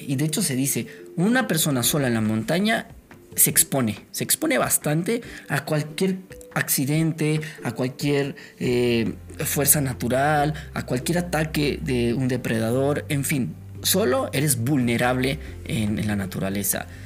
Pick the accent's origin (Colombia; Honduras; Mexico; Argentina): Mexico; Nosotros como mexicanos